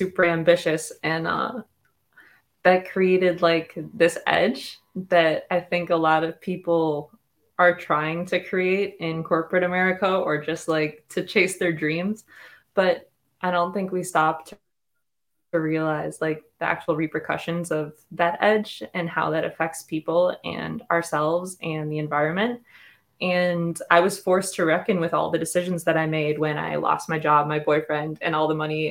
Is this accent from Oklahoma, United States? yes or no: no; Detroit, Michigan, United States; now in Venice Beach, United States; I grew up in Michigan